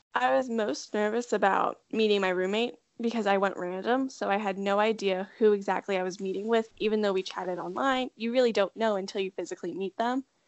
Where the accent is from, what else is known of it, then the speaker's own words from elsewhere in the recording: Delaware, United States; I'm from Delaware, one of my friends who went to my high school also went to UD as well